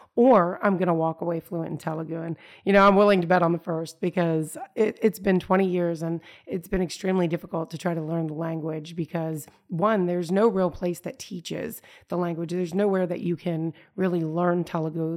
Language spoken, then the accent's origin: English; United States; as an American